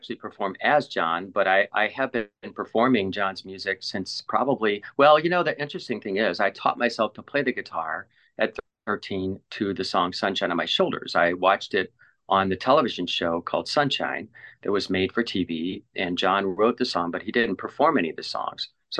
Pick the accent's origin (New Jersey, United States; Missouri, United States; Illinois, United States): Missouri, United States; St. Louis; I grew up in St. Louis.